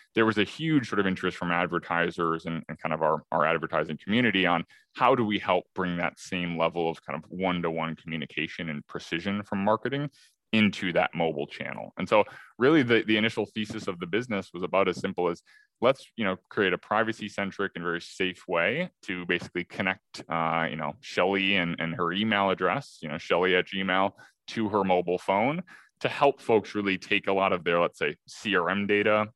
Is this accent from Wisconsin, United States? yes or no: yes; Madison, Wisconsin, United States; now in Chicago, United States; I grew up in Madison, Wisconsin, so sort of you know born and raised here in the Midwest